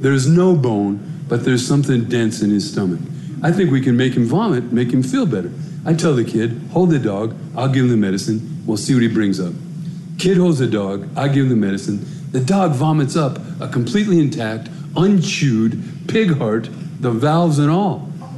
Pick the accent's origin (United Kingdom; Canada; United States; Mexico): United States; Denver, Colorado; I grew up in Denver. I come from a big Irish Catholic family. I told you, I grew up in a black neighborhood, went to a black high school.